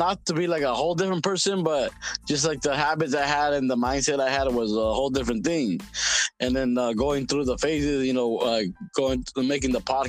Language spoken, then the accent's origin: English; West Coast, United States; and that all has to do with growing up on the West Coast.